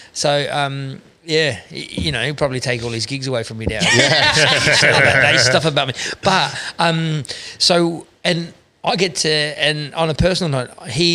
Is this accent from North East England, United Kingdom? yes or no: no; Scotland, United Kingdom; They go, and immediately they just trust that I can do the best Aussie accent any Scotsman has ever done on stage.